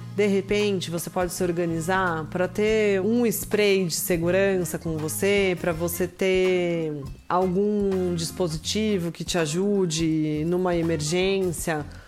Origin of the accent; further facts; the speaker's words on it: Brazil; como brasileira, nós como brasileiras